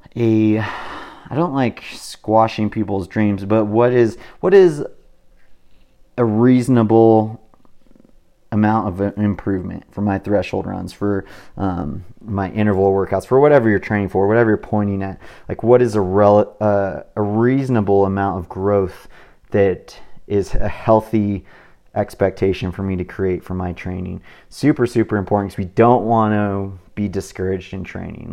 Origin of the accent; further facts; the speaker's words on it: California, United States; I'm from California